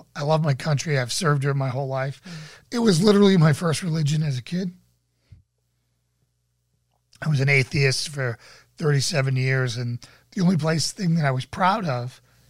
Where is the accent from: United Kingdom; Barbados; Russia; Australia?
Russia; now in Germany; I'm actually in Germany. Do you know that literally the whole world prays for the USA, also in Russia? I'm originally from Russia.